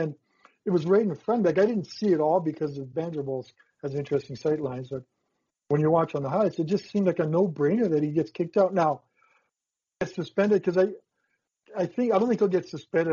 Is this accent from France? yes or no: no; Saskatchewan, Canada; I was from Saskatchewan